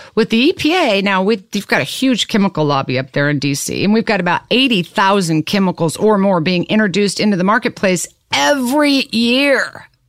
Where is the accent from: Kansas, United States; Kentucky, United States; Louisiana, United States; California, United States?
Kansas, United States; Lawrence; I'm from Kansas. I was born and raised in Lawrence